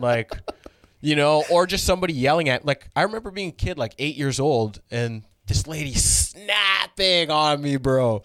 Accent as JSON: {"language": "English", "town": "Brampton", "region": "Ontario", "country": "Canada", "tie": "born or raised there", "said": "I grew up in Brampton"}